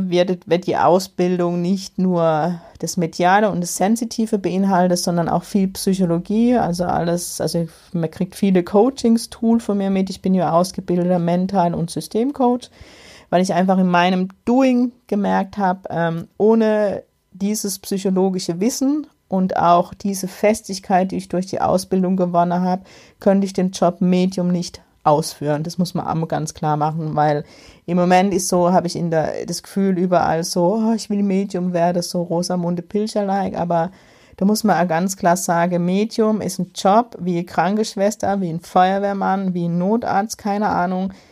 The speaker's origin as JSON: {"language": "German", "country": "Germany", "said": "Ich kann als Deutsche nicht einfach in Österreich Einnahme"}